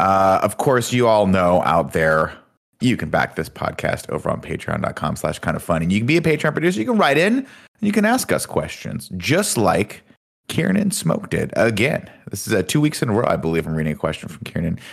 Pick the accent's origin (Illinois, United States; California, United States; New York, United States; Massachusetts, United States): California, United States; Southern; I'm from Southern California